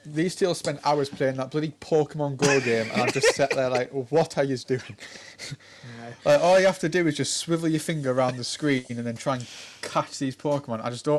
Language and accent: English; Carlisle, North West England, United Kingdom; I'm 22 years old. I'm from Carlisle.